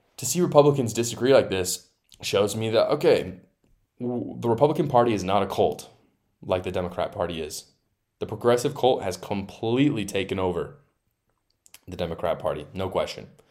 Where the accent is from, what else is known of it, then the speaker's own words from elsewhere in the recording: Utah, United States; my home state of Utah